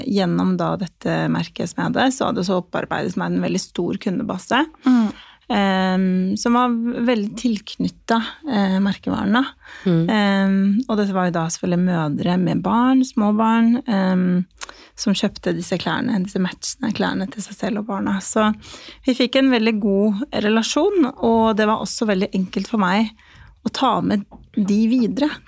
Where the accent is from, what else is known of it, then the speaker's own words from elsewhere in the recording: Kosovo; now in Norway; jeg kommer opprinnelig fra Kosovo, så jeg flyttet til Norge i 2005.